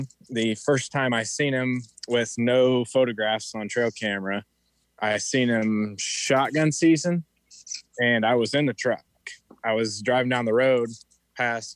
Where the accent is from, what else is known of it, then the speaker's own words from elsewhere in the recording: Paxton, Illinois, United States; I'm from Paxton, Illinois. It's a very small town.